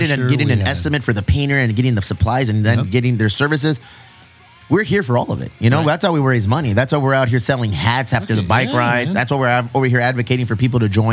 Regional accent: Mexico; I'm Mexican

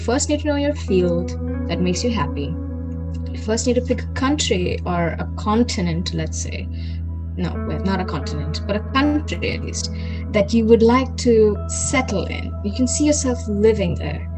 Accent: Kolkata, West Bengal, India; moved away as an adult; now in Munich, Germany; we're coming from Calcutta, we're coming from a very historically rich place

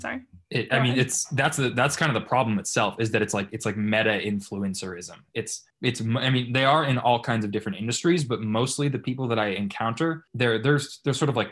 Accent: Boston, Massachusetts, United States; moved away as an adult; now in Beverly Hills, United States; I'm from Massachusetts. I'm currently living in Beverly Hills

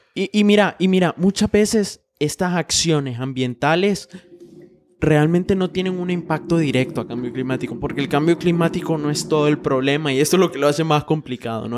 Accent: Honduras

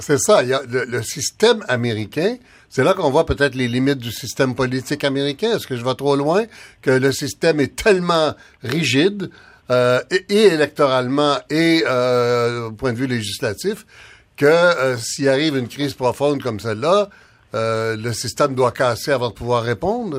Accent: Canada; on est tous, on est tous des Canadiens

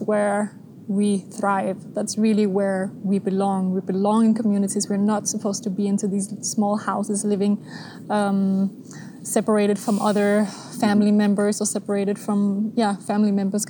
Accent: Denmark; moved away as an adult; now in Switzerland; I'm from Denmark. Mm-hmm. I was born and raised and all of that there

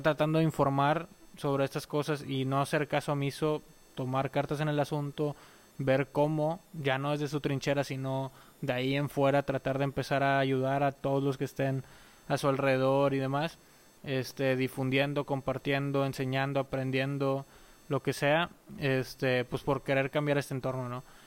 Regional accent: Mexico

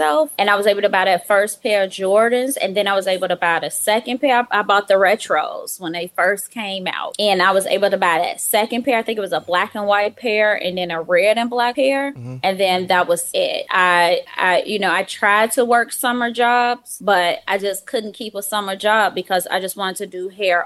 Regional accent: Chicago, Illinois, United States; When I was younger, I lived in the hood

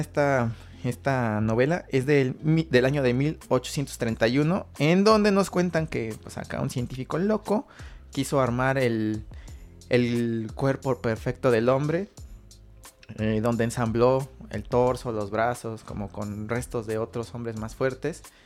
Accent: Mexico; nosotros como mexicanos

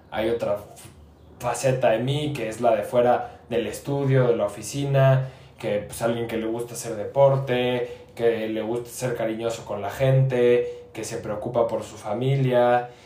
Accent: Querétaro, Mexico; aunque no nací en Querétaro, me considero queretano

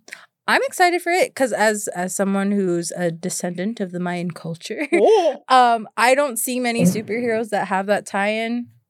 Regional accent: United States; I'm not 100% Mexican. I was born here in America.

